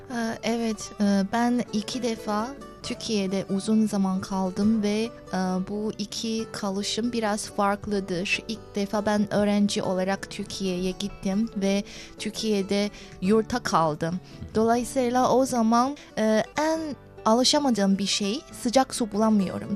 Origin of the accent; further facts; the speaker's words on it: China; Turkish is a second language; also born or lived in Turkey; biz Çinliler